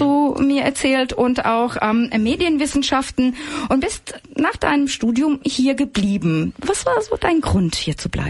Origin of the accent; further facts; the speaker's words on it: Frankfurt, Hesse, Germany; bei uns in Frankfurt